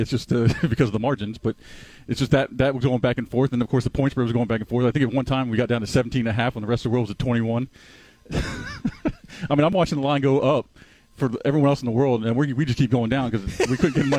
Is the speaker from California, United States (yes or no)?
no; Florida, United States; moved away; I was growing up in Florida.